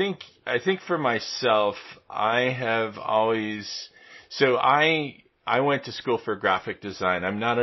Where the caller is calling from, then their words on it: Vermilion, Ohio, United States; I'm in northern Ohio. I'm just near Lake Erie here in Vermilion, Ohio, which is about an hour west of Cleveland, Ohio, here in the U.S.